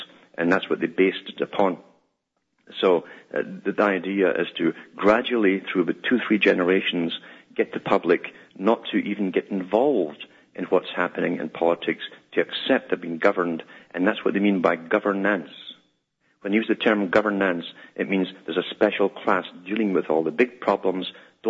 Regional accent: Scotland, United Kingdom

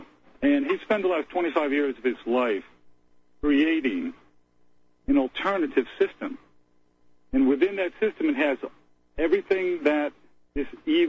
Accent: United States; I'm an American

